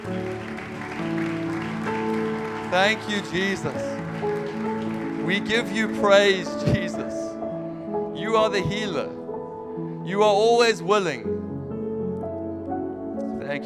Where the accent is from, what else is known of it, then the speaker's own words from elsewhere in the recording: Knysna, Western Cape, South Africa; accent: South African; also born or lived in Zimbabwe / Europe; now in United States; I'm half Zimbabwean, half American, raised in South Africa, lived in Europe, and now I'm back in America. But I'm still South African accent